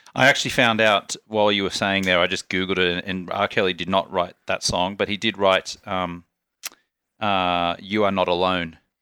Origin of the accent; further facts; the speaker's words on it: Australia; accent: Australian; moved away; also born or lived in Ubud, Bali; I was born in Australia, I was raised an Australian citizen, and it was only recently I became a naturalized U S citizen.